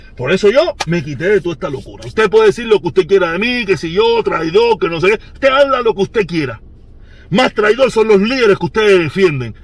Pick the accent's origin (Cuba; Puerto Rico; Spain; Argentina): Cuba; nosotros los cubanos